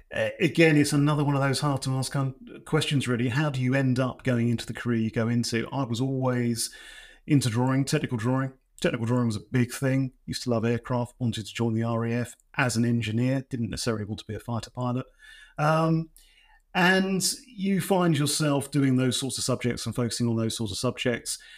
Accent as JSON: {"language": "English", "area": "East Anglia", "region": "East of England", "country": "United Kingdom", "said": "I'm from East Anglia"}